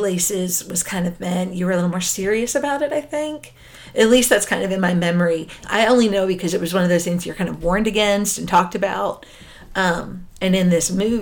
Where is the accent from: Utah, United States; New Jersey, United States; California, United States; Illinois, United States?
New Jersey, United States; I grew up in New Jersey in the 90s